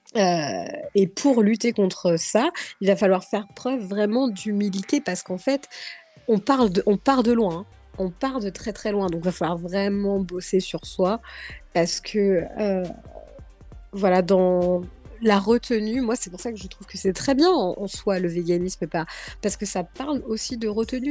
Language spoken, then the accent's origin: French; Guadeloupe; now in France; chez moi en Guadeloupe